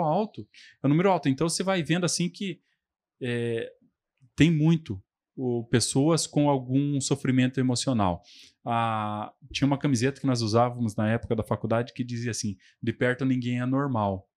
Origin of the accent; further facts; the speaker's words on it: Telêmaco Borba, Paraná, Brazil; also born or lived in Londrina; sou nascido e crescido aqui em Telemaco